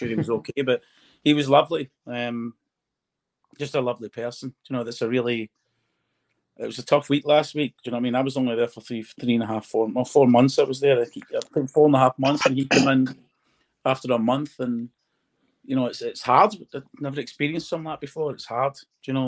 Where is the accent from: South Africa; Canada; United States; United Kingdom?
United Kingdom; I'd love to win in my own country